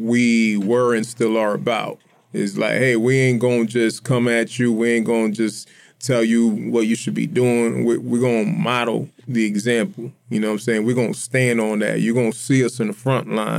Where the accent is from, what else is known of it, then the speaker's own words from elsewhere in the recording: Lawrence, Massachusetts, United States; moved away as an adult; also born or lived in Austin, Texas; now in Tampa, United States; I'm American. I'm from Lawrence